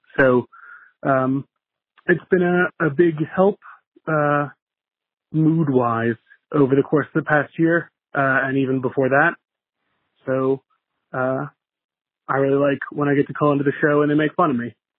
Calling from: Buffalo, New York, United States; from Buffalo

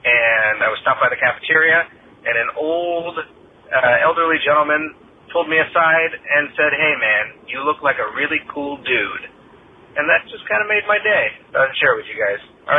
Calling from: Oakland, California, United States; I'm from Oakland, California

